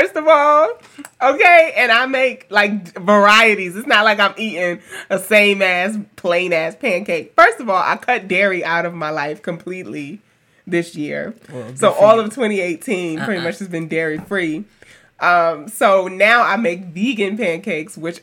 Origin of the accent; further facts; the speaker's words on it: New York City, New York, United States; moved away; also born or lived in Alabama; a black girl who grew up in Queens and then moving to Alabama